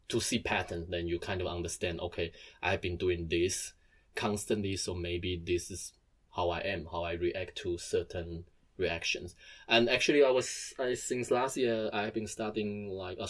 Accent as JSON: {"language": "English", "country": "Taiwan", "moved": "yes", "lives_now": "Germany", "said": "I'm from Taiwan and I moved here."}